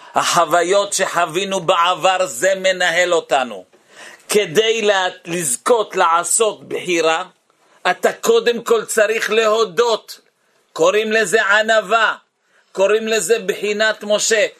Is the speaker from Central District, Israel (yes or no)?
no; Bnei Brak, Tel Aviv District, Israel; אני הייתי בני ברקי